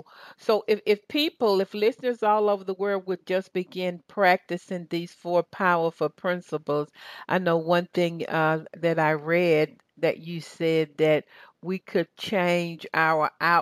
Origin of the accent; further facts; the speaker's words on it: Southern United States, United States; accent: Southern; I'm losing my Southern accent.